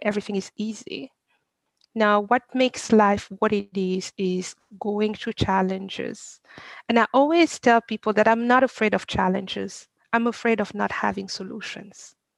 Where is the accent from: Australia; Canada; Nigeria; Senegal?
Senegal; moved away as an adult; now in United States; I was born and raised in Senegal. I come to I came to the US when I was um, 19